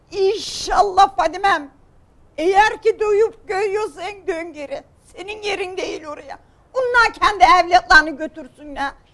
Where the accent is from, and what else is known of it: Kütahya, Turkey